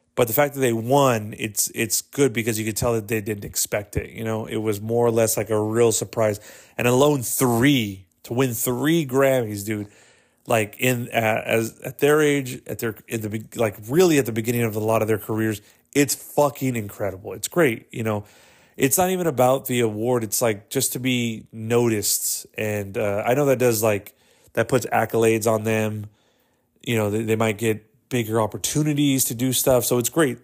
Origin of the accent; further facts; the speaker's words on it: Texas, United States; I was born in Texas